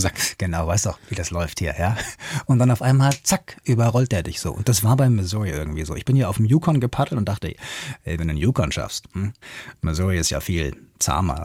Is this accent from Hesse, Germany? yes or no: yes; Hanau, Hesse, Germany; born or raised there